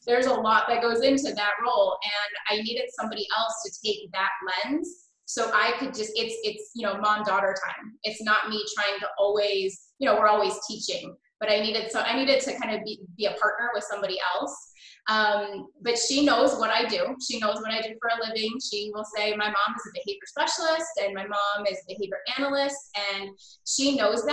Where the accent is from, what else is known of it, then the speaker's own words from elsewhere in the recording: Buffalo, New York, United States; also born or lived in Canada; I grew up, I was born in Canada. And my family moved to Buffalo, New York when I was in second grade